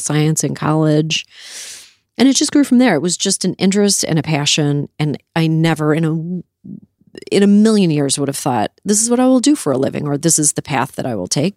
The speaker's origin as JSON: {"language": "English", "country": "Canada", "tie": "born or raised there", "said": "I grew up in Canada"}